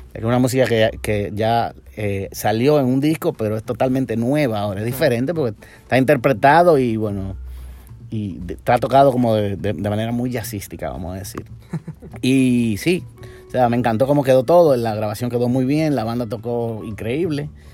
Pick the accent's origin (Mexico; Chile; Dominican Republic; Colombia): Dominican Republic; Yo nací en República Dominicana